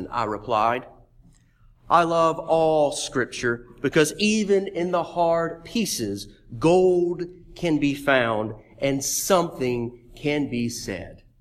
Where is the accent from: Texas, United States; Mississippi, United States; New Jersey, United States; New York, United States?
Mississippi, United States; Meridian; Meridian, Mississippi, my hometown.